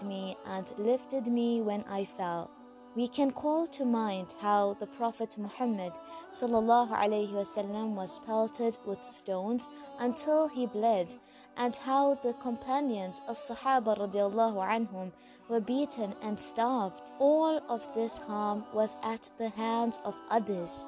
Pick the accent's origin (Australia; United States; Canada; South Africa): South Africa; I'm a South African Muslim, school teacher, life coach, and an avid traveler